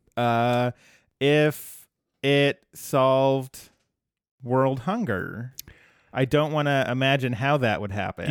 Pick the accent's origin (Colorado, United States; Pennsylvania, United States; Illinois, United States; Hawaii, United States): Colorado, United States; my home state is famous for weed